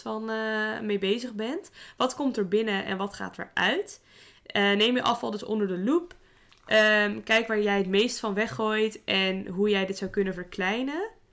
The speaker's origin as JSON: {"language": "Dutch", "country": "Netherlands", "said": "wij gemiddeld als Nederlanders"}